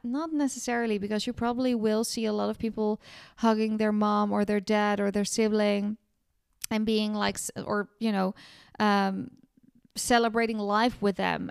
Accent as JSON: {"language": "English", "town": "Amsterdam", "region": "North Holland", "country": "Netherlands", "tie": "born or raised there", "moved": "yes", "lives_now": "south of France", "said": "in Holland, my hometown in Amsterdam"}